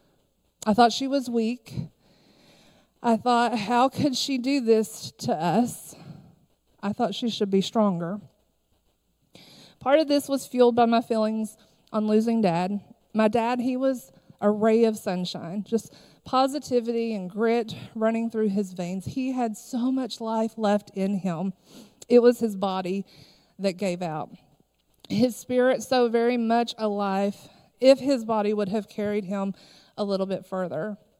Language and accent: English; Harlan County, Kentucky, United States; I am originally from Harlan County, Kentucky.